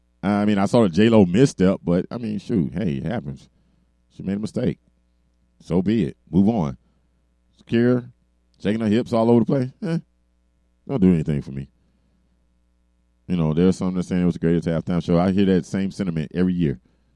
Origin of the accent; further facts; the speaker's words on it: Miami, Florida, United States; I'm from Miami